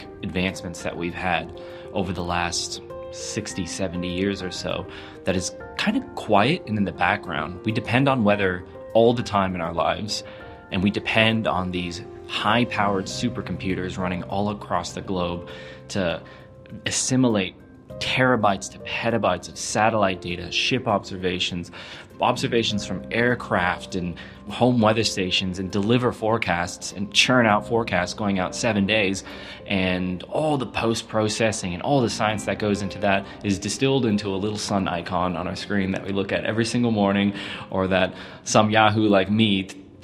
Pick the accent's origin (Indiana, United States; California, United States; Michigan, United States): California, United States; now in New Zealand; I grew up in California, and California has really bad bushfires and wildfires